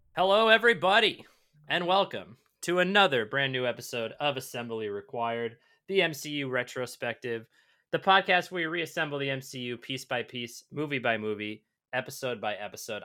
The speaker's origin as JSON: {"language": "English", "region": "Michigan", "country": "United States", "tie": "born or raised there", "said": "I grew up in Michigan"}